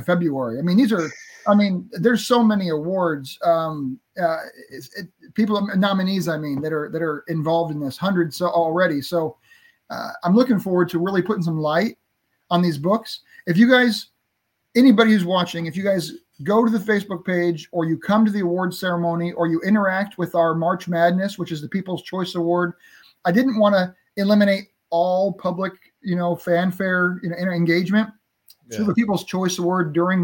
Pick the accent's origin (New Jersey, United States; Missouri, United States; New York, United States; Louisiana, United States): Missouri, United States; St. Louis; I'm from St. Louis area here